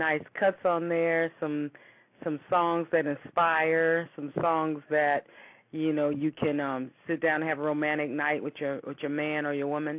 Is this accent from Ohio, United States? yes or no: yes; Youngstown, Ohio, United States; I am from Youngstown, Ohio